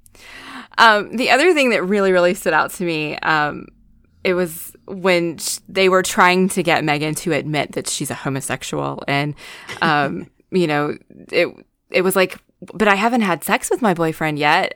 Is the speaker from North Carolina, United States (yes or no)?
yes; North Carolina, United States; I'm also from North Carolina, so I'm dealing with the southernness